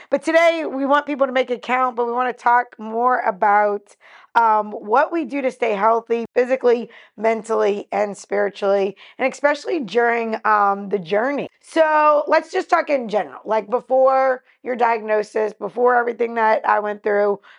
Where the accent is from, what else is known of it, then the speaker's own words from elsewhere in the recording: West Bank, Palestine; I'm from the West Bank.